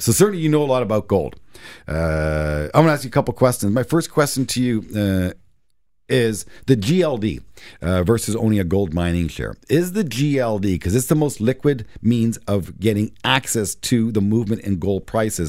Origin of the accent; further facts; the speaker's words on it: Canada; as a Canadian investor